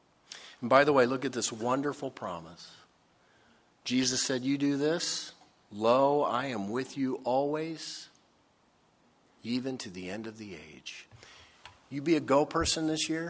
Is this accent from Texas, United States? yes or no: no; Dayton, Ohio, United States; moved away; When I grew up in Ohio. I spent about 4 or 5 years there. Dayton, Ohio.